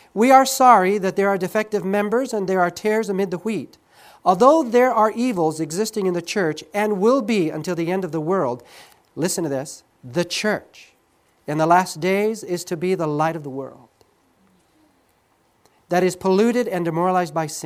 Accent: Southern California, United States; moved away as an adult; I grew up in Southern California. This is my state

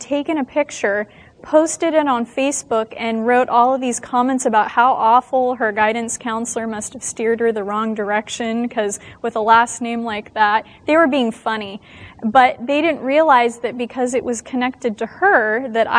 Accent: Las Vegas, Nevada, United States; now in California, United States; I am from the state of California. Not originally. I was born in Las Vegas, Nevada

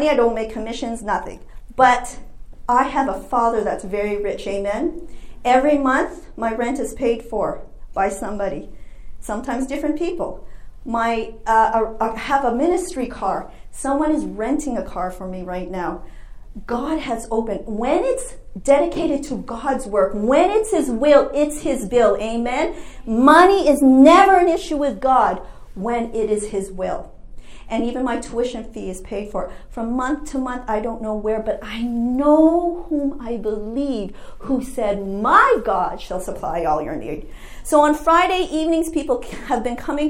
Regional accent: Canada; moved away as an adult; now in United States; I'm an international student, I'm from Canada

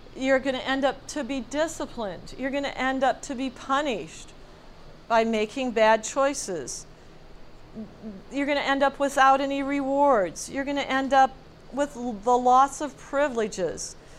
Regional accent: United States; as Americans, born and raised in the United States

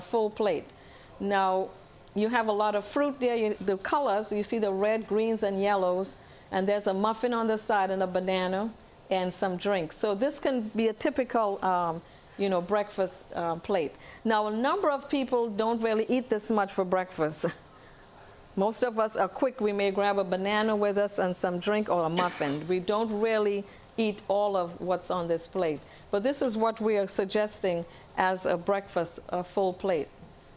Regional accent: Trinidad & Tobago; moved away; originally I'm from Trinidad

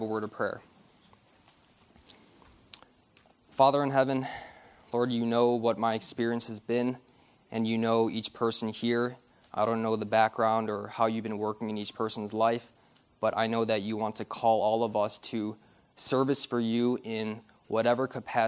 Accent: Detroit, Michigan, United States; I'm from Michigan, born and raised in Detroit

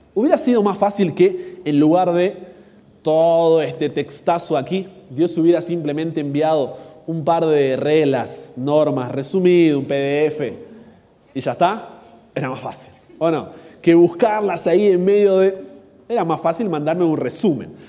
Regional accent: Argentina; yo soy argentino

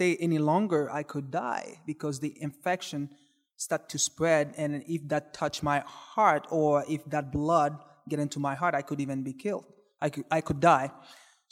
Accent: Port-au-Prince, Haiti; moved away; I grew up in Haiti

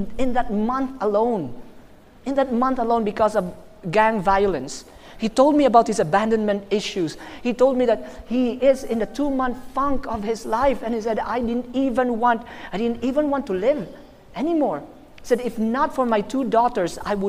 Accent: Philippines; I'm from the Philippines.

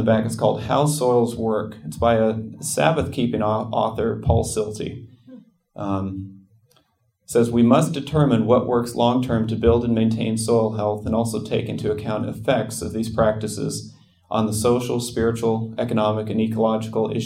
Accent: Nebraska, United States; I grew up in Nebraska.

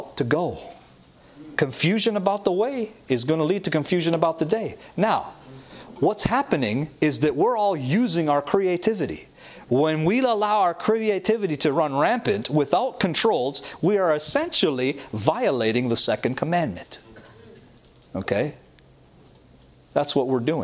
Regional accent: Toronto, Ontario, Canada; moved away as an adult; now in Michigan, United States; I was raised in Toronto, Canada, with loving family

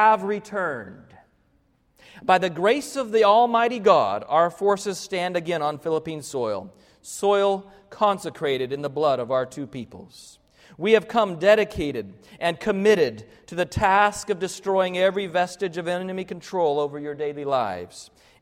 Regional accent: Arkansas, United States; I lived in Arkansas, I grew up in Arkansas

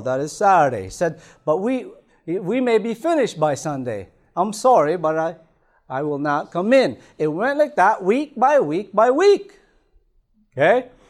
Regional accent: Toronto, Ontario, Canada; moved away; I remember being back in Toronto, I grew up in Toronto

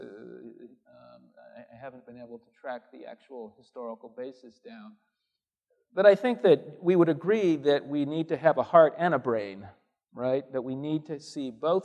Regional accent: Southern California, United States; also born or lived in Midwest; now in Berrien Springs, United States; I grew up in Southern California

